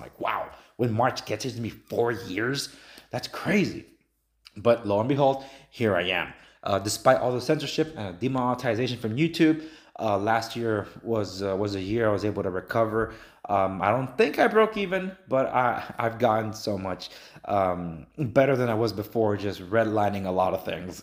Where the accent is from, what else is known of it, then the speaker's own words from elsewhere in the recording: Los Angeles, California, United States; I'm from Los Angeles. I'm native Angelino.